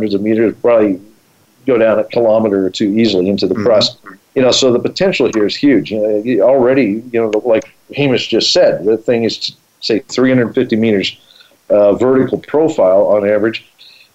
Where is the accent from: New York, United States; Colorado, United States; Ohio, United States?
Colorado, United States; I grew up in Colorado